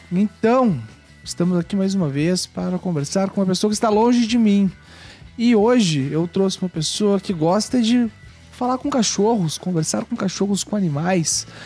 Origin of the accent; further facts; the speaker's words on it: Canoas, Rio Grande do Sul, Brazil; Eu sou de Porto Alegre, Canoas, mais precisamente.